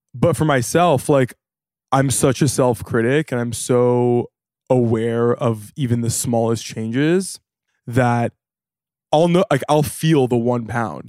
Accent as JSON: {"language": "English", "town": "Santa Monica", "region": "California", "country": "United States", "tie": "born or raised there", "moved": "yes", "lives_now": "New York, United States", "said": "from Santa Monica, born and raised"}